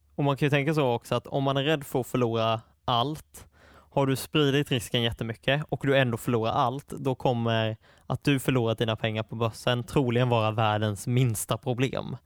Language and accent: Swedish; Attsjö, Kronoberg County, Sweden; moved away as an adult; now in Stockholm, Sweden; Attsjö, där jag är uppvuxen